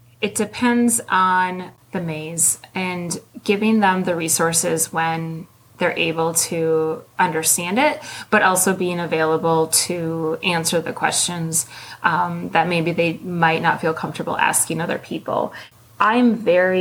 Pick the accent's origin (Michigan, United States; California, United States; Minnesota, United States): Minnesota, United States; Northern; I am from Minnesota. Northern Minnesota. I could drive a four-wheeler before I could drive a car